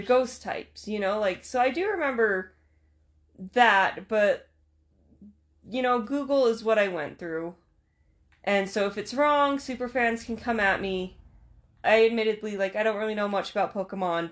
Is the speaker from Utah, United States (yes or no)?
yes; Utah, United States; I'm from Utah